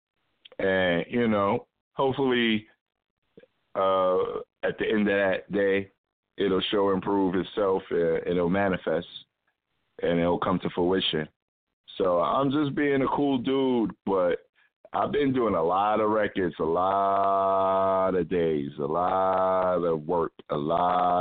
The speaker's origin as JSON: {"language": "English", "town": "New York City", "region": "New York", "country": "United States", "tie": "born or raised there", "said": "I lived in the same building with Ghost growing up on Staten Island"}